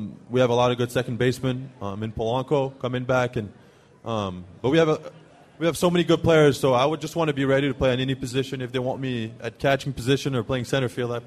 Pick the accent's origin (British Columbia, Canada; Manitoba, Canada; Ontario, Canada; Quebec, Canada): Quebec, Canada; Montreal; first language French; English is a second language; moved away as an adult; also born or lived in Auburn, Alabama; now in Minnesota, United States